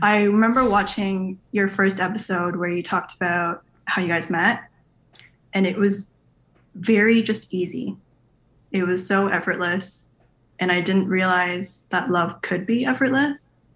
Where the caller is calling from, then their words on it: Canada; I am calling in from Canada